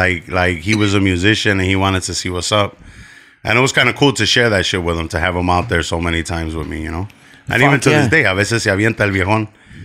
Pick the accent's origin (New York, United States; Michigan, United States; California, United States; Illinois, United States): Illinois, United States; Chicago; Back of the yards way. Then after back of the yards, we moved a little bit over towards like 43rd and Western.